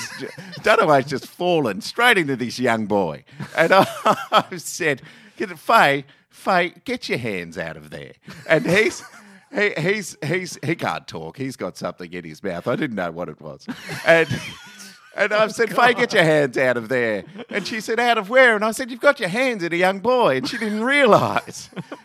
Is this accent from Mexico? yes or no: no; Australia; I'm an Australian boy through and through.